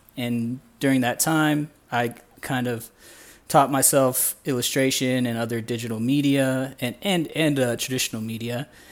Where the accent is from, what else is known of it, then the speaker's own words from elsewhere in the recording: Indiana, United States; moved away as an adult; also born or lived in Houston; now in Guatemala; I was born in Indiana in the U S, um, born and raised out there